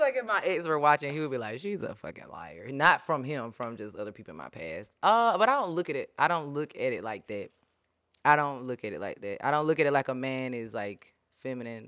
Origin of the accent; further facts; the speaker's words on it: Pleasant Hill, United States; I'm from Pleasant Hill